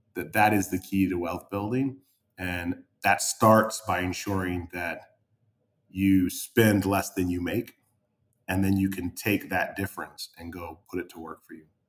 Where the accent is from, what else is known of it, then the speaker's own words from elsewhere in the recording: New England, United States; I didn't grow up in Miami. I grew up in New England